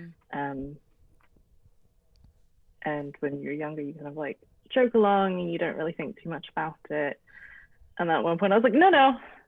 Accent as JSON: {"language": "English", "town": "Toronto", "region": "Ontario", "country": "Canada", "tie": "born or raised there", "said": "The context for me growing up in Toronto is that it is like a huge EC community there, like particularly a lot of Chinese people, a lot of Canto Chinese people."}